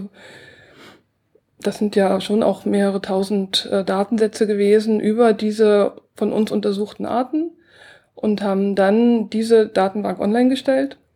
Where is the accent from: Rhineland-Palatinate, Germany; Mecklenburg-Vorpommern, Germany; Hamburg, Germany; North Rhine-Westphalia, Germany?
Mecklenburg-Vorpommern, Germany; Ja, also ich bin in Mecklenburg aufgewachsen und habe schon ganz früh als Schülerin mit Naturschutz angefangen und mit Pflanzenbestimmung, schon mit zwölf ungefähr. Und habe dann eben auch schon so ein bisschen Citizen Science gemacht, in der DDR noch.